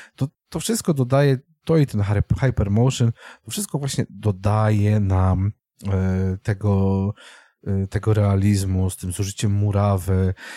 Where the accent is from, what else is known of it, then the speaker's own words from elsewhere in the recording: Częstochowa, Silesian Voivodeship, Poland; ja jestem człowiekiem z Częstochowy